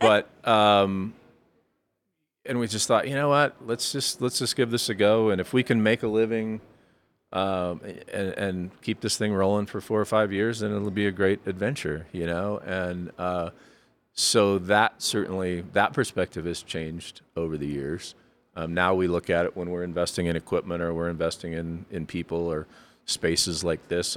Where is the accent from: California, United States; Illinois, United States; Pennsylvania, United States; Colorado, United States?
Colorado, United States; Fort Collins; also born or lived in Florida; now in Colorado Springs, United States; I grew up in Fort Collins